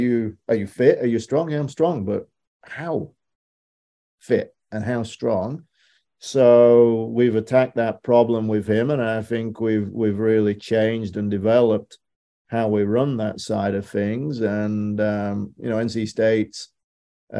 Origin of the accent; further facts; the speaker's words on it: United Kingdom; moved away; Being a Brit, we're a little jaded growing up on that island.